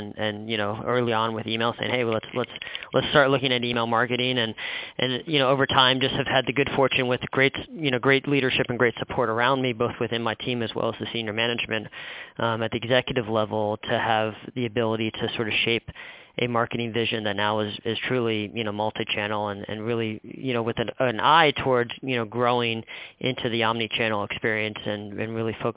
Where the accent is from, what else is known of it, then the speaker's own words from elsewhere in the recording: outside of Philadelphia, Pennsylvania, United States; moved away as an adult; also born or lived in San Francisco; the East Coast, which is where I grew up outside of Philadelphia